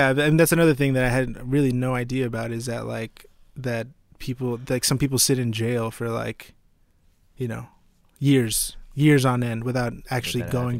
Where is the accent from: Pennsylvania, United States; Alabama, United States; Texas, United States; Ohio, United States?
Texas, United States; Fort Worth; because, you know, we grew up in Fort Worth.